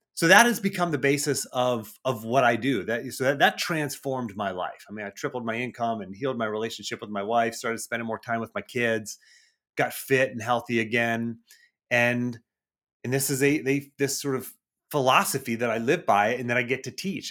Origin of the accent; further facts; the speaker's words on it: Cranberry Township, Pennsylvania, United States; I did grow up north of Pittsburgh, Cranberry Township area.